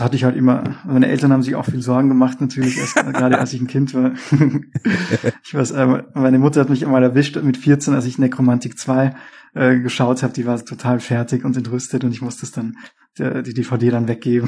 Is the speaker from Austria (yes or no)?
yes; Austria; now in Berlin, Germany; aber ich komme ja aus Österreich ursprünglich.